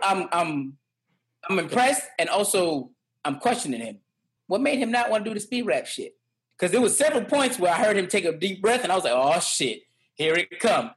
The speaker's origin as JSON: {"language": "English", "town": "New York City", "region": "New York", "country": "United States", "tie": "born or raised there", "said": "growing up in the Bronx, we went to high school in uh, in in the up, uptown Bronx"}